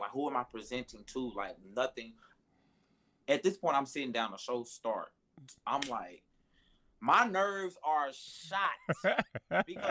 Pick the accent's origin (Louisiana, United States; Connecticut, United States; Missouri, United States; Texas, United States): Missouri, United States; Hayti; I'm from Hayti, Missouri. It's 12 people.